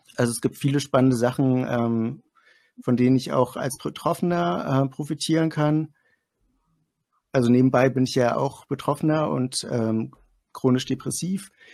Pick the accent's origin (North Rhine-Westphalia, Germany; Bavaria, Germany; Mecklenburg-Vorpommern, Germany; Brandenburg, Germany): Mecklenburg-Vorpommern, Germany; Greifswald; ich komme aus Greifswald, das ist in Mecklenburg-Vorpommern